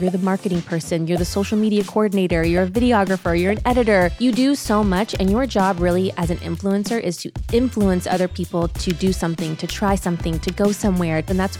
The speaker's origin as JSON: {"language": "English", "region": "California", "country": "United States", "tie": "born or raised there", "also_born_or_lived": "Germany / Ohio", "said": "I was born in Germany and we lived there, and then we moved back to California."}